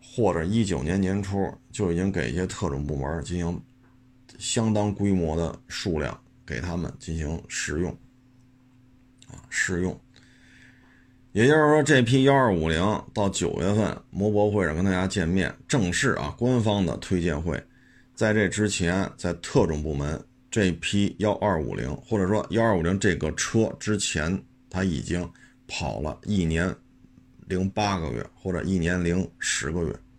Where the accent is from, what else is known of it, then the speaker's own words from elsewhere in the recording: China; 作为一个中国人